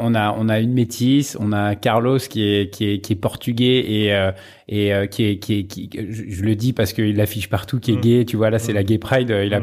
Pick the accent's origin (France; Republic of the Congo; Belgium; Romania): France; Sarcelles, Île-de-France; j'étais au lycée à Montmagny, j'ai fait du foot à Sarcelles pendant pendant pendant 15 ans et, à Saint-Brice euh, dans, dans dans le 9-5.